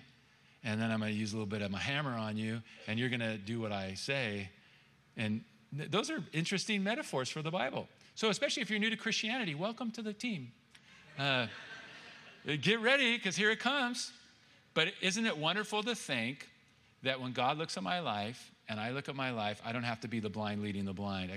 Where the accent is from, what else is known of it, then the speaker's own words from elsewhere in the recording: California, United States; I'm from California